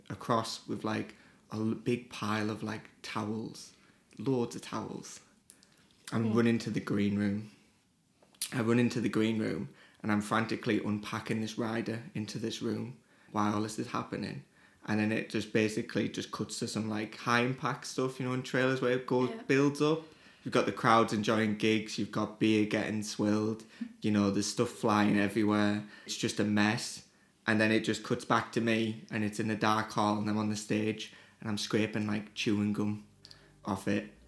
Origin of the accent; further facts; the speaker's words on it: Teesside, North East England, United Kingdom; Yeah, Teesside, it's always like quite an enigma because it's not a location.